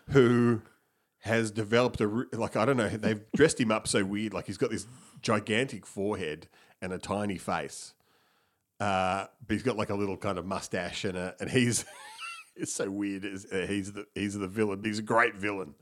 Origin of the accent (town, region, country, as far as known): Melbourne, Victoria, Australia